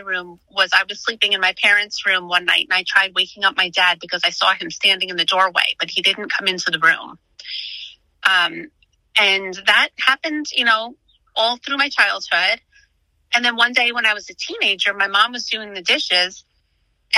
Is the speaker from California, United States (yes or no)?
no; Long Island, New York, United States; moved away as an adult; now in Pennsylvania, United States; I grew up on Long Island and we moved out to Pennsylvania about 5.5 years ago